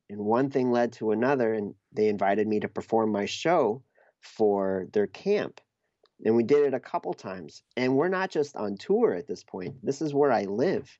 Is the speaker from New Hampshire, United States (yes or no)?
yes; New Hampshire, United States; moved away; also born or lived in Minneapolis; I grew up in New Hampshire and I moved to Minneapolis